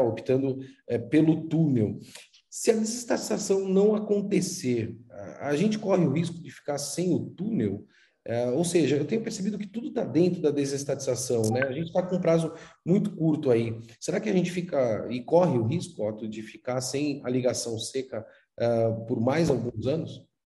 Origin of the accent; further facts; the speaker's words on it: Brazil; nós que somos brasileiros